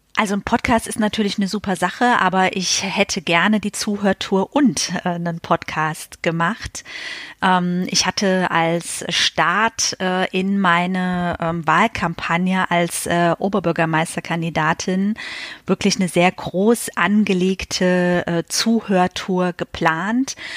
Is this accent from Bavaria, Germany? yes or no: no; Westerwald, Rhineland-Palatinate, Germany; also born or lived in Berlin; now in Bonn, Germany; im Westerwald, äh, wo ich herkomme